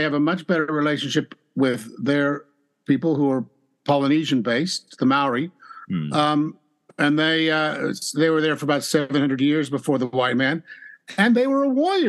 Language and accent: English; Southern California, United States; I grew up in Southern California where every other tree is a gum tree